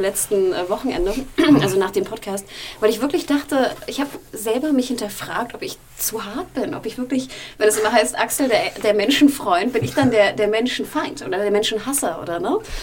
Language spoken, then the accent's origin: German; Hamburg, Germany; aus meiner Heimatstadt Hamburg